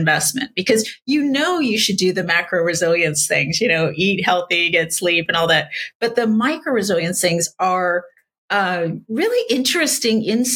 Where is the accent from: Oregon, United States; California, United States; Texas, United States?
California, United States; San Diego; I grew up in San Diego